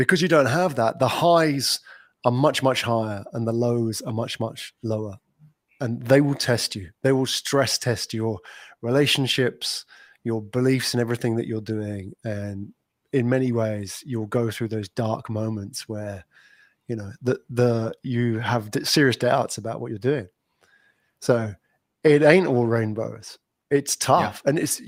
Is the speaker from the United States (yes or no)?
no; London, United Kingdom; moved away as an adult; now in Singapore; Based here in Singapore, and I'm not from Singapore. I'm from colder climates, as we were discussing off air here, London. I haven't lived in London for 10 years.